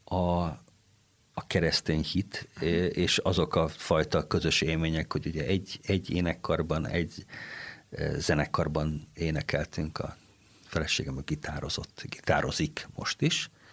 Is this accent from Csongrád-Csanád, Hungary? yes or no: no; Kaposvár, Somogy, Hungary; now in Székesfehérvár, Hungary; jártam, ahol egy nagyon jó kórus volt, Kaposváron, ahonnan származom